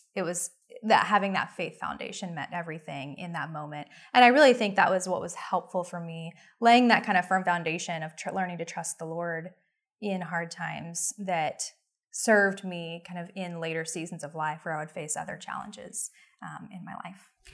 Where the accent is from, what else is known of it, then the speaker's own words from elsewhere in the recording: Oklahoma City, Oklahoma, United States; also born or lived in New York City; I was raised in Oklahoma City, and I've lived there most of my life